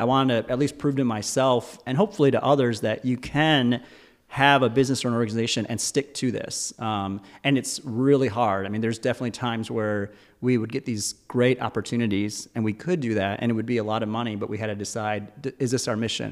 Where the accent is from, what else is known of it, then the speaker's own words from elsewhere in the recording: Michigan, United States; I was born and raised in Michigan